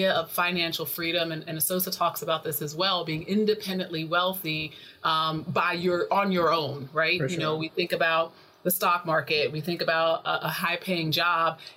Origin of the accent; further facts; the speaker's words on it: North Carolina, United States; moved away as an adult; also born or lived in New York, New Jersey area; I'm originally from North Carolina. I'm a country girl, born and raised